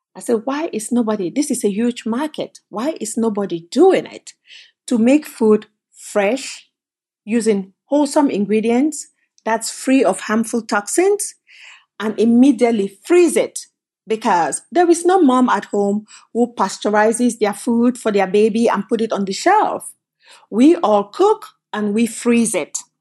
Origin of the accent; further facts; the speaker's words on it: Cameroon; moved away as an adult; also born or lived in Canada; now in United States; I came from Cameroon, but I actually came from Canada. So I left Cameroon, went to college in Canada, and then left and came to the United States.